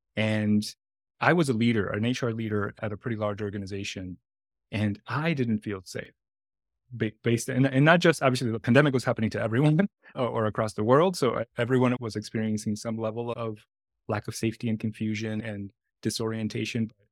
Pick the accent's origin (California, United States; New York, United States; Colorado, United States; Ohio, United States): New York, United States; New York City; also born or lived in Dominican Republic / Washington Heights, Manhattan; I was born in the Dominican Republic, and my parents migrated to New York City in the mid-eighties when I was very young